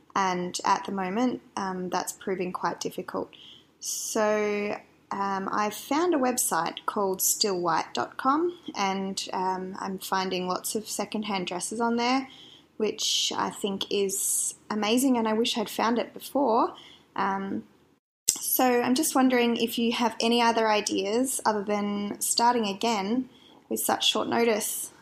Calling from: Perth, Western Australia, Australia; I'm calling from Perth in Western Australia

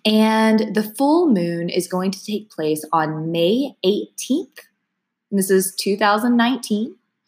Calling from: Austin, Texas, United States; keep in mind, I'm coming from Austin, Texas, so the degrees are going to vary a little bit.

